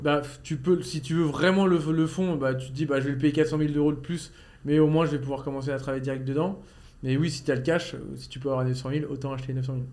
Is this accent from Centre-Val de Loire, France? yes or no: no; Normandy, France; je viens de Normandie